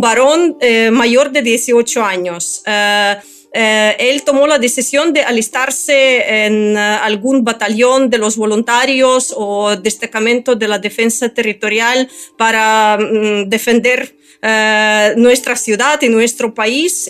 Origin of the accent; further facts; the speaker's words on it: Ukraine; Spanish is a second language; Soy ucraniana.